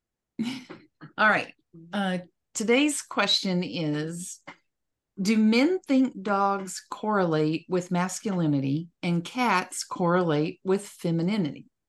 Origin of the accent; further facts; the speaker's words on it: West Texas, United States; growing up in West Texas, snakes were all, all around us all the time.